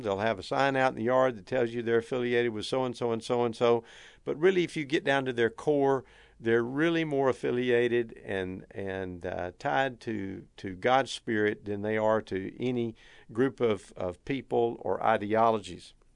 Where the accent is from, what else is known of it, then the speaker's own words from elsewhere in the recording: Texas, United States; I don't think it's any secret from my accent or from uh, a number of the mannerisms and the way that I speak that I hail from Texas. We Texans are proud of a lot of things